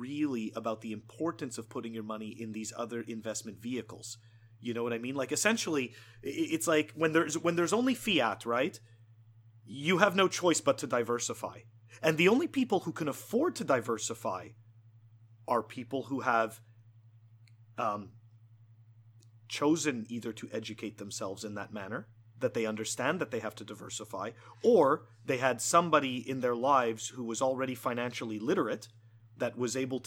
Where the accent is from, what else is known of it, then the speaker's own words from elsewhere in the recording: Montreal, Quebec, Canada; moved away; I'm originally from Montreal, so I'm giving you the perspective from like a Canadian